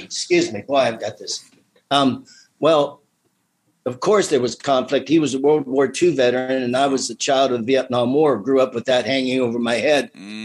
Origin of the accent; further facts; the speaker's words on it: Midvale, Ohio, United States; I grew up in the Midvale area.